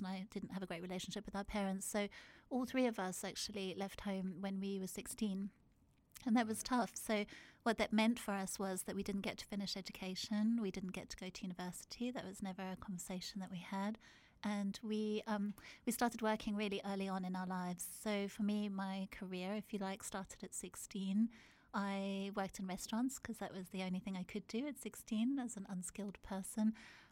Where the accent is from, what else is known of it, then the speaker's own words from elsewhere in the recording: South Africa; moved away as an adult; I grew up in South Africa. I was born there and I lived there until I was 19 years old